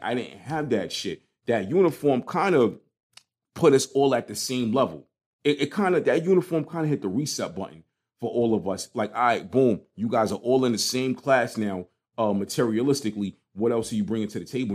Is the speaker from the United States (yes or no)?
yes; New York City, New York, United States; growing up in Brooklyn, it was like, especially in Crown Heights